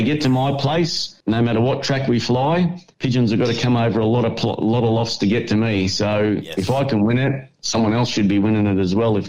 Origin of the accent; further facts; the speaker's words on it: Altona, Victoria, Australia; I grew up in Altona, or North Altona, and I worked in Altona all my life.